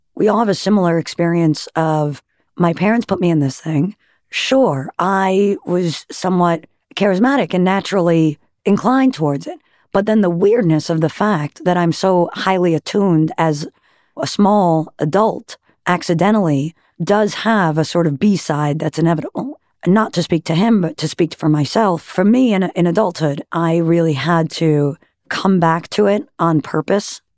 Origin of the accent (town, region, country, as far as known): Great Neck, New York, United States; born or raised there; also born or lived in Manhattan, New York City